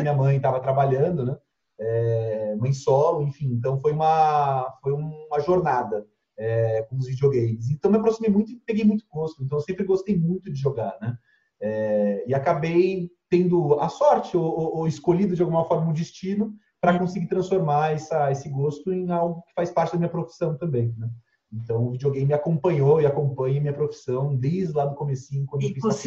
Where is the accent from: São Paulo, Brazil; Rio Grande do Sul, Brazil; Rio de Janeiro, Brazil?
São Paulo, Brazil; Cubatão; moved away as an adult; now in São Paulo, Brazil; Eu sou de uma cidade chamada Cubatão, do litoral de São Paulo